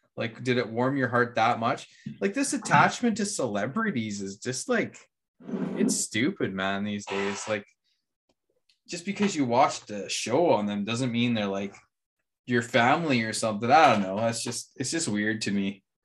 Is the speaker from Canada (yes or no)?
yes; Canada; as a Canadian